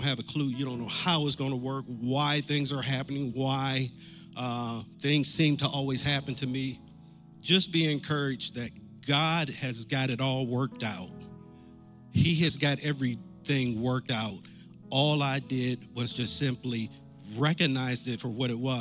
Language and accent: English; Massillon, Ohio, United States; Massillon, Ohio, my hometown